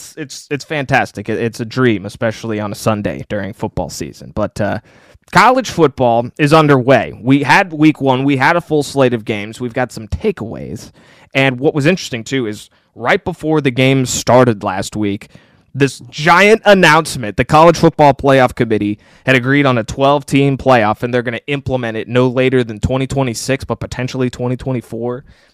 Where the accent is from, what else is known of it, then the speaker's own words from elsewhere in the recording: Northern Virginia, United States; now in Richmond, United States; I live in Richmond, but I'm from Northern Virginia